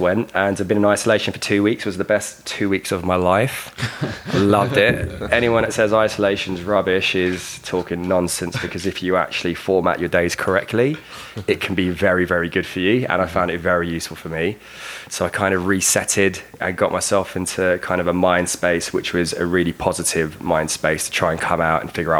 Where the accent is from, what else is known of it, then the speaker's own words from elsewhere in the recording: London, United Kingdom; moved away as an adult; now in Calgary, Canada; growing up in London, it literally is concrete jungle, right?